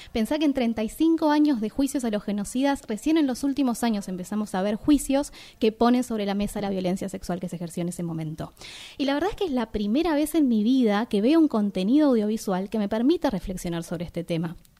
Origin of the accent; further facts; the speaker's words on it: Argentina; como mujeres argentinas